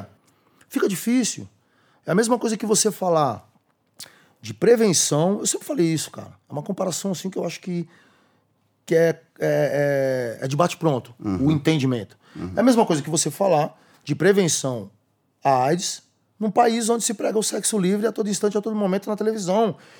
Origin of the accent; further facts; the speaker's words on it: São Bernardo do Campo, São Paulo, Brazil; Eu ajudei a escrever o nome da minha quebrada na pedra